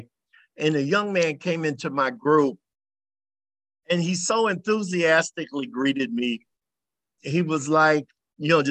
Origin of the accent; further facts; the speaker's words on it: Kansas City, Missouri, United States; I was born in Kansas City, Missouri